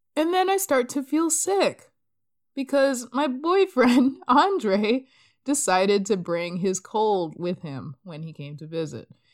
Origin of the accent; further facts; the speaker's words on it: Boston, Massachusetts, United States; I was born in Boston, so I always have this, like, soft spot